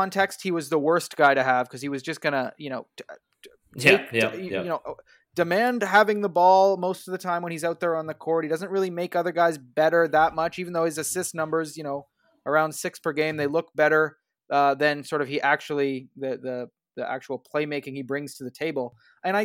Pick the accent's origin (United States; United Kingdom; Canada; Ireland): Canada; I'm a Canadian basketball fan